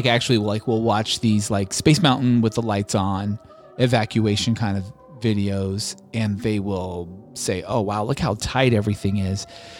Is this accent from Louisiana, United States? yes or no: no; Georgia, United States; from Georgia.